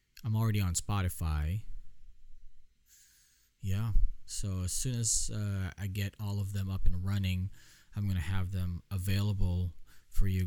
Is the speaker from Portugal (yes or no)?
no; Philippines; I'm Filipino, obviously. It's in my blood.